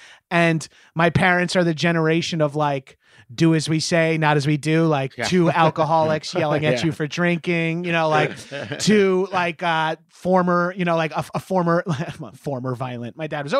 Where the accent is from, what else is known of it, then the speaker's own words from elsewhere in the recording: New York, United States; Look, I'm a New Yorker.